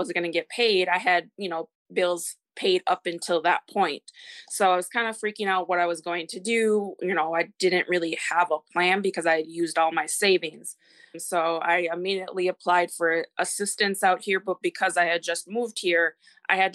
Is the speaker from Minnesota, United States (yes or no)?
yes; Minnesota, United States; also born or lived in Texas; I am from Minnesota, and I am 33.